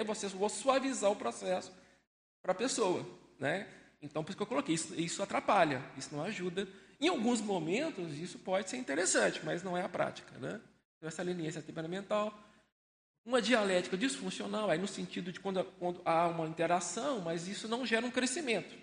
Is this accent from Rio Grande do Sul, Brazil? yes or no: no; Belo Horizonte, Minas Gerais, Brazil; moved away as an adult; now in Foz do Iguaçu, Brazil; Eu sou natural de Belo Horizonte, tenho 57 anos